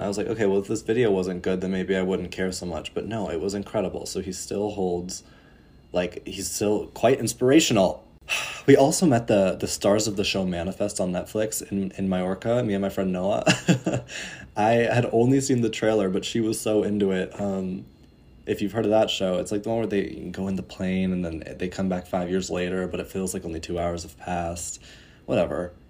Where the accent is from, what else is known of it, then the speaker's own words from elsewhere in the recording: northern Colorado, United States; also born or lived in Illinois / Germany; now in Netherlands; I'm currently here in northern Colorado, For those of you who have been following me for a while, you would know that this is where I'm from. Um, I was born in Illinois, and then I moved here for eleven years before moving to Germany